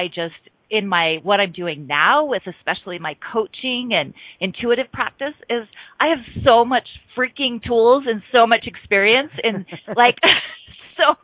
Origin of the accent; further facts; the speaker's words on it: Bountiful, Utah, United States; moved away as an adult; also born or lived in California; I was born and raised in Bountiful, Utah, which is a suburb of Salt Lake City.